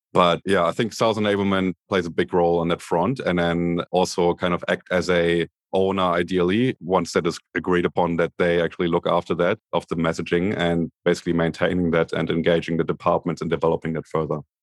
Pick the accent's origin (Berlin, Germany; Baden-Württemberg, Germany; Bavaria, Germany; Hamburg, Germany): Berlin, Germany; moved away as an adult; now in Sydney, Australia; I'm originally from Berlin, Germany. Grew up in the divided Berlin in the eighties, West Berlin